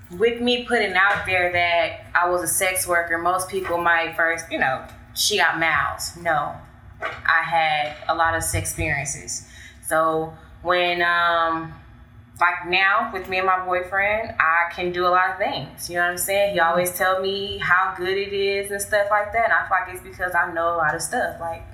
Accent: Dallas, Texas, United States; I'm from

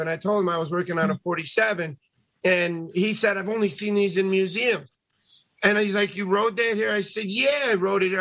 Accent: Tucson, Arizona, United States; I grew up in Tucson

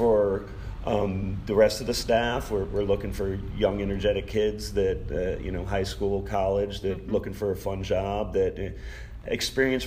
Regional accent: Largo, Florida, United States; now in St. Petersburg, United States; I grew up here in Largo. I used to ride my skateboard through the Largo Mall when it was being built.

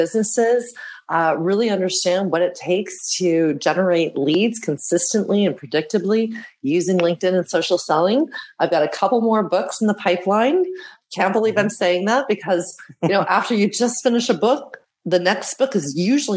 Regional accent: Canada; moved away as an adult; now in Amsterdam, Netherlands; I was born and raised in Canada

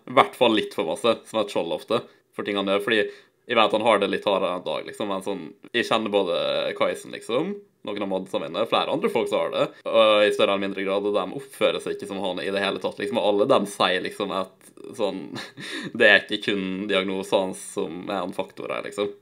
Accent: Nordmøre, Møre og Romsdal, Norway; now in Ålesund, Norway; jeg er fra Nordmøre, ikke sant, selv om jeg bor på Sunnmøre

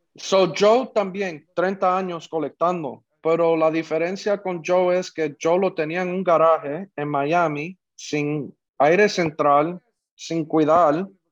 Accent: Puerto Rico; los dos somos puertorriqueños

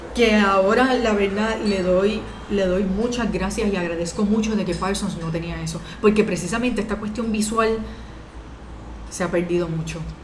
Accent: Puerto Rico; also born or lived in Dominican Republic; de salir de Puerto Rico, porque yo siempre había estado en Puerto Rico estudiando

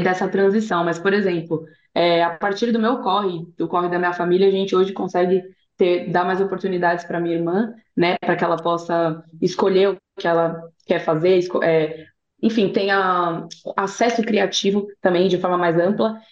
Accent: São Paulo, Brazil; eu sou de São Paulo

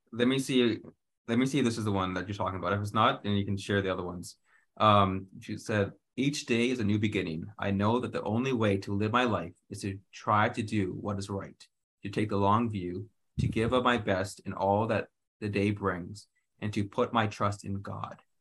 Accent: Canada; I, as a Canadian, you know we grow up with a queen.

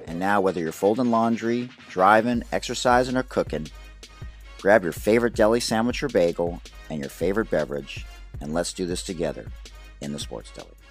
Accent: Detroit, Michigan, United States; I'm from Detroit

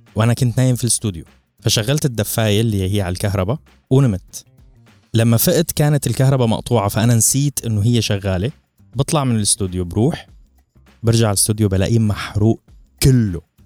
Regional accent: Syria; moved away; كحدا عايش بسوريا

